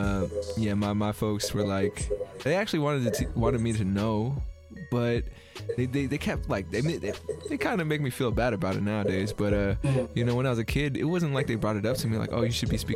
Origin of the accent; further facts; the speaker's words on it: United States; I grew up in America